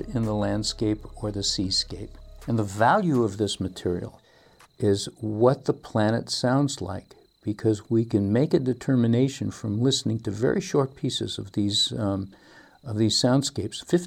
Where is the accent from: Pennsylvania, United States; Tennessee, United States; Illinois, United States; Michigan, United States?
Michigan, United States; Detroit; I grew up in Detroit